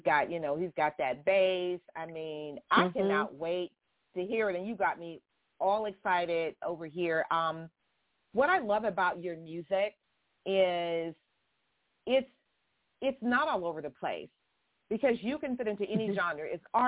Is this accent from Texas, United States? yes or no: yes; Houston, Texas, United States; I'm originally from, I was born in Harris County. I was born in Houston.